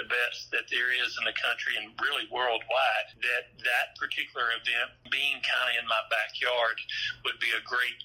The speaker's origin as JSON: {"language": "English", "town": "Pine Bluff", "region": "Arkansas", "country": "United States", "tie": "born or raised there", "also_born_or_lived": "Hot Springs, Arkansas", "said": "Pine Bluff, Arkansas, which was my hometown"}